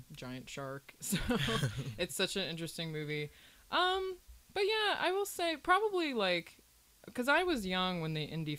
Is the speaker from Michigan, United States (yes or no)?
no; Williamsport, Pennsylvania, United States; now in Pittsburgh, United States; I'm actually from Williamsport, Pennsylvania.